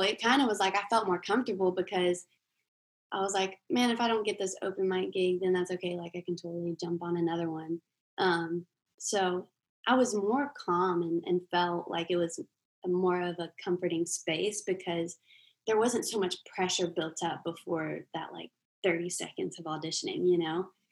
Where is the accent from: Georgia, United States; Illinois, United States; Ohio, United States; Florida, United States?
Florida, United States; Jacksonville; now in Nashville, United States; I'm actually from Jacksonville, Florida.